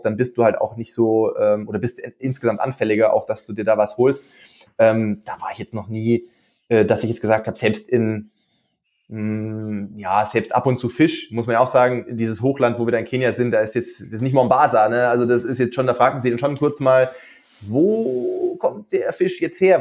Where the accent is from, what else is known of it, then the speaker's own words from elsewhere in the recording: Stuttgart area, Baden-Württemberg, Germany; moved away as an adult; now in Regensburg, Germany; gebürtig aus der Stuttgarter Gegend, aber wie gesagt, vorher äh, nach, nach dem Abitur nach Regensburg relativ früh gekommen zum Studieren 2007